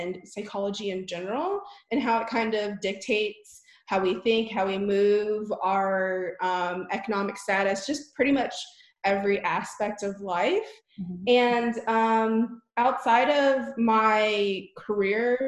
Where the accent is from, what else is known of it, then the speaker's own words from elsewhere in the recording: Honolulu, Hawaii, United States; now in Dallas, United States; I was born in Honolulu, Hawaii. So I'm like a West Coast girl